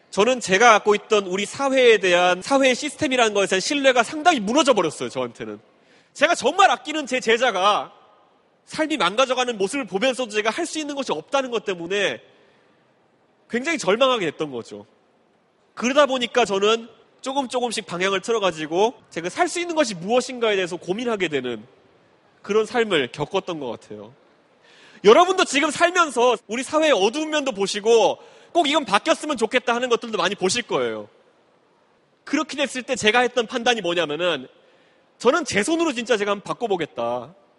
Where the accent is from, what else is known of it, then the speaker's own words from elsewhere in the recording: Seoul, South Korea; also born or lived in United States; 제가 노원구 상계동에서 어릴 때 살았던